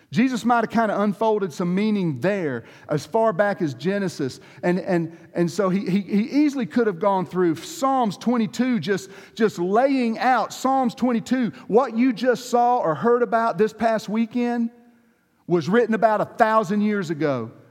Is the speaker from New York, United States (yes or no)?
no; the Deep South, Georgia, United States; I come from Georgia, the deep South